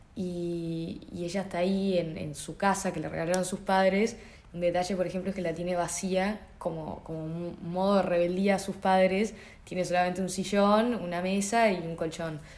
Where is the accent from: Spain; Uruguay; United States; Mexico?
Uruguay; Montevideo